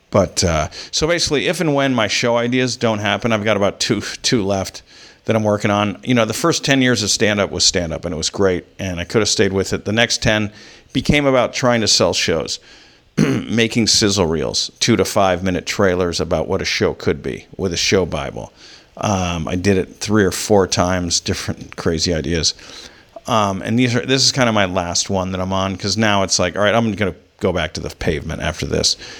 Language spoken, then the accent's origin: English; United States; an American who's traveled